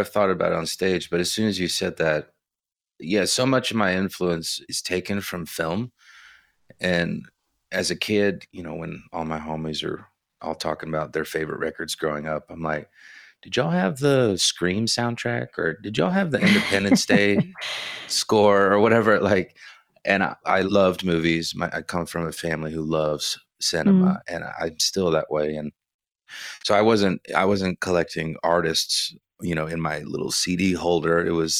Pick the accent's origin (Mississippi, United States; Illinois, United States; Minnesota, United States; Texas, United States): Texas, United States; Houston; Yeah, in Houston. I was born in August of 83, and my mother was going into labor during Hurricane Alicia.